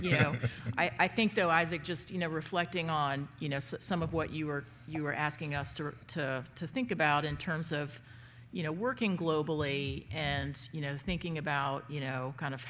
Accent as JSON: {"language": "English", "region": "Southeast", "country": "United States", "tie": "born or raised there", "said": "I grew up in the Southeast"}